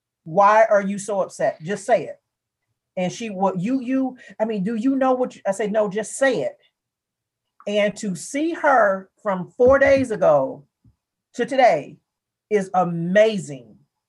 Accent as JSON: {"language": "English", "town": "Hammond", "region": "Louisiana", "country": "United States", "tie": "born or raised there", "said": "I was raised in Louisiana."}